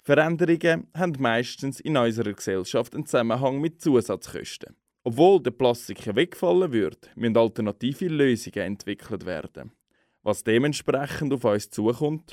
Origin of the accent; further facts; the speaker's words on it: Switzerland; wir als Schweizer